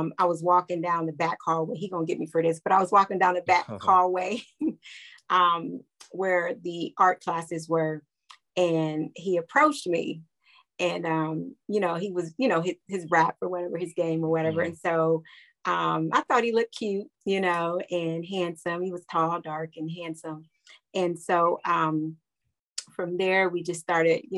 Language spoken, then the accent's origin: English; Columbus, Ohio, United States; growing up in Columbus